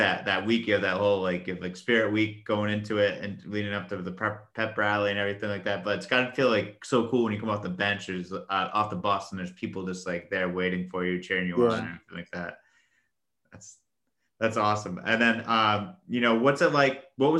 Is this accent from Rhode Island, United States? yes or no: yes; Westerly, Rhode Island, United States; growing up in Westerly and everything like that, know all about that.